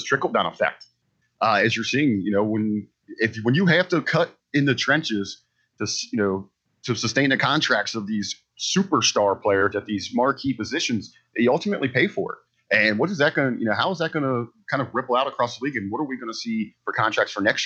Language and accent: English; Cincinnati, Ohio, United States; from my hometown team, the Bengals